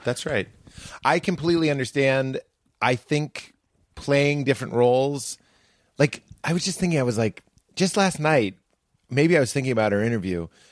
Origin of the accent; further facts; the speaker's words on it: Boston, Massachusetts, United States; I am from Boston.